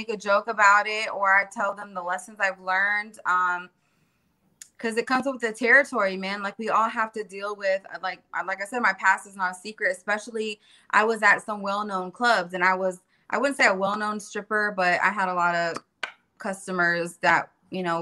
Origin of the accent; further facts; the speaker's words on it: California, United States; also born or lived in Florida; I was born and raised in California. And then halfway born and raised in Florida and around the hood and all these different cultures.